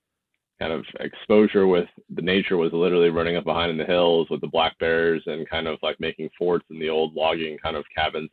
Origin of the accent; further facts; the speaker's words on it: Poulsbo, Washington, United States; I grew up in the Northwest, kind of in a small Paulsbo. For those who are from the Northwest, a little Norwegian town. We grew up in a kind of in a farm over there on in Big Valley